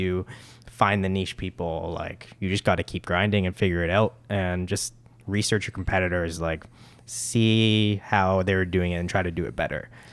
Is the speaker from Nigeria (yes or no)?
no; Mississauga, Ontario, Canada; growing up in Port Credit